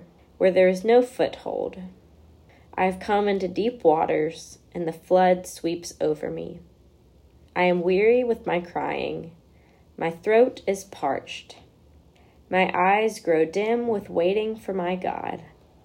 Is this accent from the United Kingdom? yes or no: no; Birmingham, Alabama, United States; also born or lived in Jackson, Mississippi; I grew up in the Birmingham area